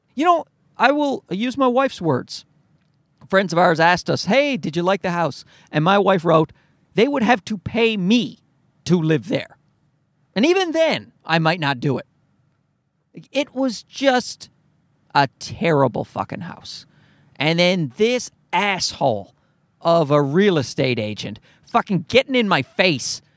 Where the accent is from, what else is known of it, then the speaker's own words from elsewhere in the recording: Newfoundland and Labrador, Canada; I'm from Newfoundland.